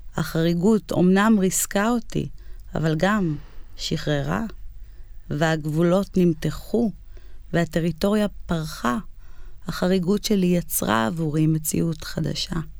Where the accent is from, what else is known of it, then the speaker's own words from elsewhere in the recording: United States; now in Israel; אני במקור, כאילו, מארצות הברית, נולדתי בארצות הברית